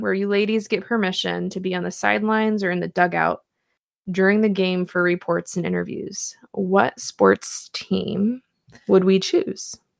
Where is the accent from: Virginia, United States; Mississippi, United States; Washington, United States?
Washington, United States; Puyallup; from my hometown of Puyallup